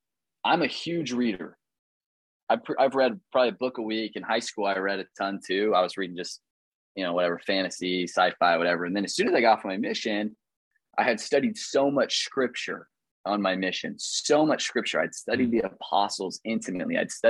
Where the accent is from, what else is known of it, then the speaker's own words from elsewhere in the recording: Midwest, United States; You know, I'm from the Midwest.